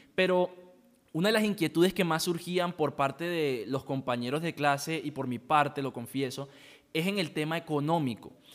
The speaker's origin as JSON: {"language": "Spanish", "region": "La Guajira", "country": "Colombia", "said": "yo vengo de La Guajira"}